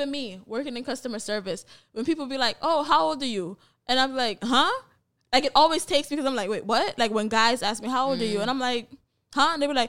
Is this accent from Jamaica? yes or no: yes; Jamaica; not to shame my poor little country, but we grew up in Jamaica too